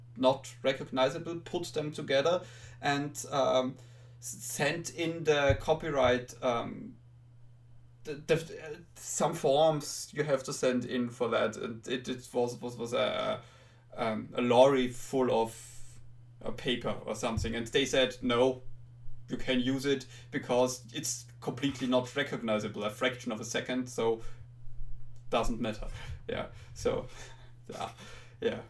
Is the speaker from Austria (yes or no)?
yes; Austria; accent: Austrian; I'm from Austria